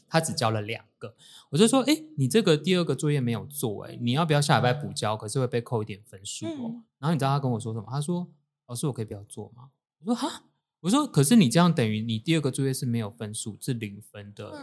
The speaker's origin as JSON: {"language": "Chinese", "region": "Tainan", "country": "Taiwan", "tie": "born or raised there", "said": "我是台南人"}